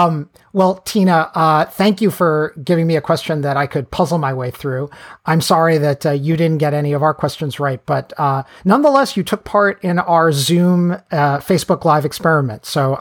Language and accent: English; New York City, New York, United States; throughout my life, growing up in New York City, where … was very popular, I've met … haters and worshipers.